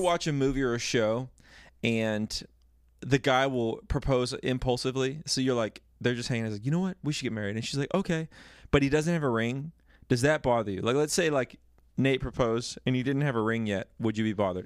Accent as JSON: {"language": "English", "town": "Dallas", "region": "Texas", "country": "United States", "tie": "born or raised there", "said": "I grew up in Texas"}